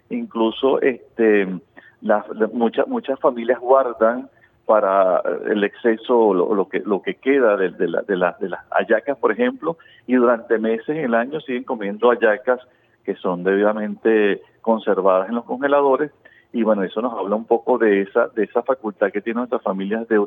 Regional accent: Venezuela; Y en nuestros hogares nos hemos acostumbrado a que generalmente somos, los venezolanos son generosos con el tema de la comida.

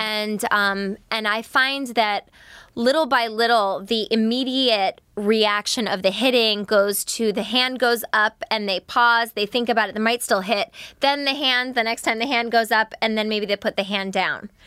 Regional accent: New York, United States; I'm a New Yorker.

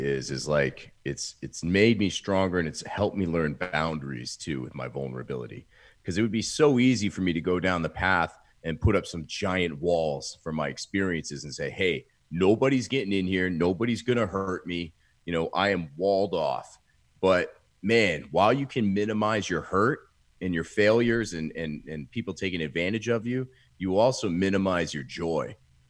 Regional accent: Maine, United States; moved away as an adult; now in Austin, United States; So pretty much born and raised in Maine, and now here in Austin, Texas for the past 14 years now.

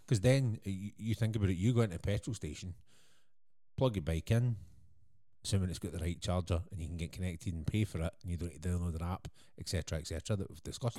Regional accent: Scotland, United Kingdom; being Scottish

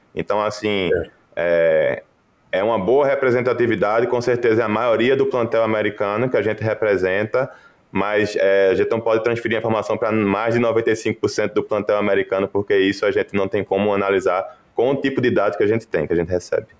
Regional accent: Recife, Pernambuco, Brazil; moved away as an adult; also born or lived in Lincoln, Nebraska; now in Iowa, United States; sou mesmo pernambucano, nasci em Recife, em, em Pernambuco onde graduei em veterinária

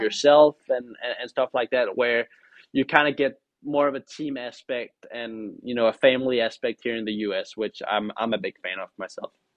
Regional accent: Denmark; now in United States; I'm the first, uh, Danish driver

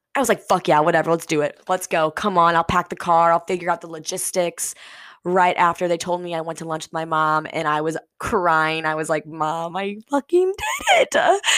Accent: St. Louis, Missouri, United States; moved away as an adult; I grew up, born and raised in St. Louis, Missouri, right smack dab in the Midwest

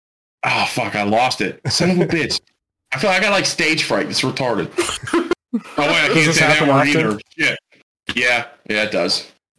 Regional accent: Pittsburgh, Pennsylvania, United States; accent: Yinzer; Just like where I'm from, Yinzer speak is definitely a language.

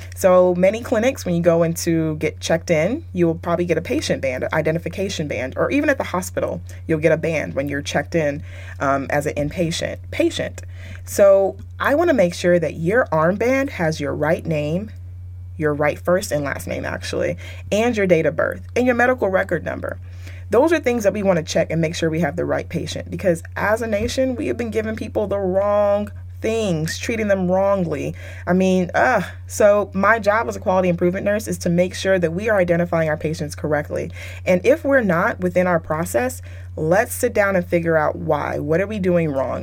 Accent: Texas, United States; moved away as an adult; now in California, United States; I currently live in Cali, but I was raised and my my career started in Texas

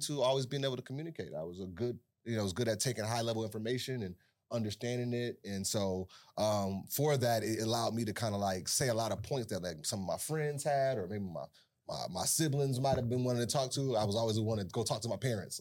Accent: Buffalo, New York, United States; Born and raised in Buffalo, East Side, North Parade, right across the street from the Science Museum.

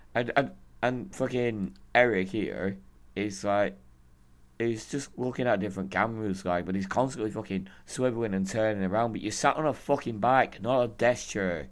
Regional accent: United Kingdom; I'm British

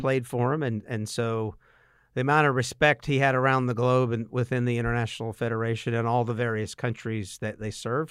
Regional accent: Statesboro, Georgia, United States; I grew up in Statesboro and went to Georgia Southern.

